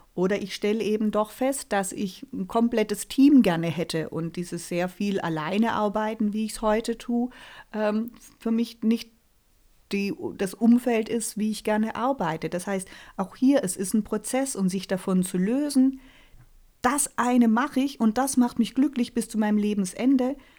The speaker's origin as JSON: {"language": "German", "area": "near Reutlingen", "region": "Baden-Württemberg", "country": "Germany", "also_born_or_lived": "Karlsruhe", "said": "ich komme hier aus der Nähe von Reutlingen äh, mich persönlich hat es dann doch irgendwie wieder nach Hause gezogen."}